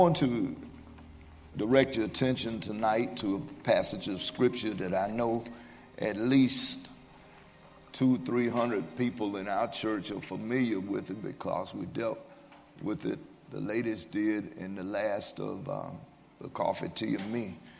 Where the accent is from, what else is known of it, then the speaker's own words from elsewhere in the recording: Birmingham, Alabama, United States; I was raised here in Birmingham in a two parent home